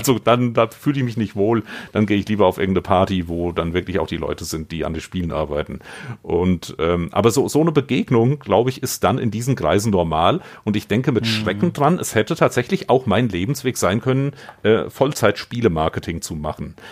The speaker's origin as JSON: {"language": "German", "area": "Vogelsberg", "region": "Hesse", "country": "Germany", "tie": "born or raised there", "said": "Das ist das Dorf, wo ich aufgewachsen bin."}